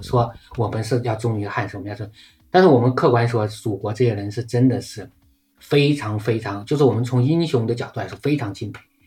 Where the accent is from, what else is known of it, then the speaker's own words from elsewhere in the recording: China; 而且我们中国人是很好算这个士气的